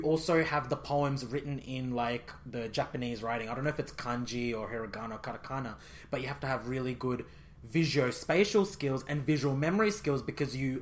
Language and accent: English; India; I'm Indian